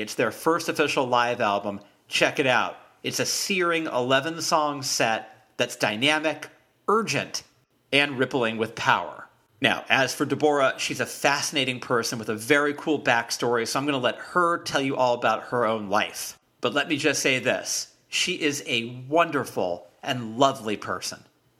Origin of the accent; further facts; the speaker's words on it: Bay Area, California, United States; I grew up here in the Bay Area